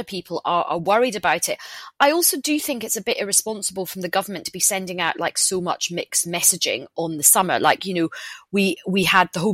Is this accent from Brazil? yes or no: no; Glasgow, Scotland, United Kingdom; moved away; I'm Glaswegian